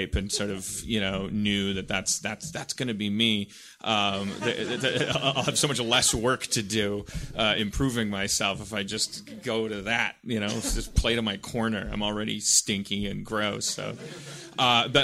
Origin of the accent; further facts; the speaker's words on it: Milwaukee, Wisconsin, United States; I was born and raised in Milwaukee, Wisconsin.